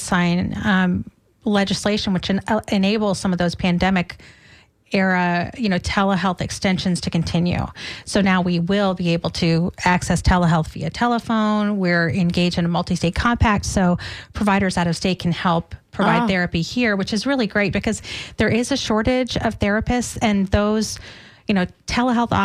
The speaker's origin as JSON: {"language": "English", "town": "Boston", "region": "Massachusetts", "country": "United States", "moved": "yes", "lives_now": "Tampa Bay, United States", "said": "I'm from Boston myself"}